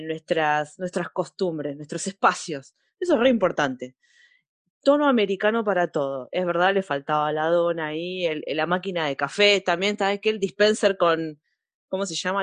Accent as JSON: {"language": "Spanish", "country": "Argentina"}